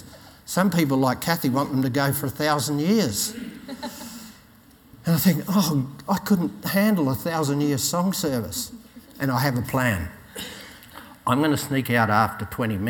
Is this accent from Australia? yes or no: yes; Australia; I'm an Aussie.